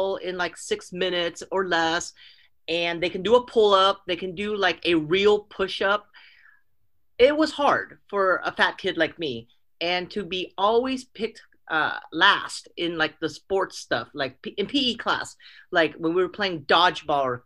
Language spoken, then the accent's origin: English; Oakland, California, United States; also born or lived in San Mateo; I grew up in the Bay Area, in Northern California Bay Area. I grew up in Oakland, and we bounced around from places to places, Oakland and then San Mateo